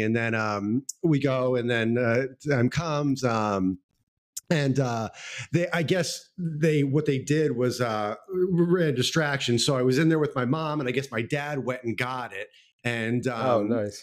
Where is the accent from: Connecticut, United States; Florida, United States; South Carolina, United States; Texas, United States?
Texas, United States; Houston; I grew up in a suburb outside of Houston, um, oh, Kings Kingwood.